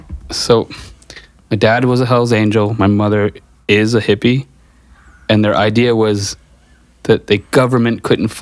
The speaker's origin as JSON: {"language": "English", "town": "New York City", "region": "New York", "country": "United States", "tie": "born or raised there", "accent": "New York", "said": "I grew up in New York City."}